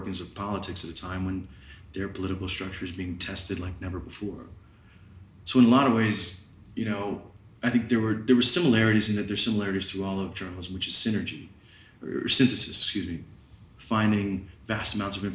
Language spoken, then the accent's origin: English; United States; now in Mexico; I'm an American journalist